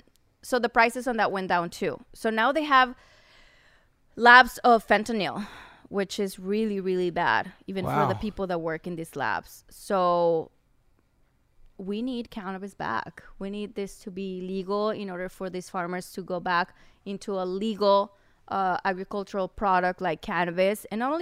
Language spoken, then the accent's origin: English; Chihuahua, Mexico; So yeah, I being to the mountains, I'm from Chihuahua. So Chihuahua is part of the Golden Triangle.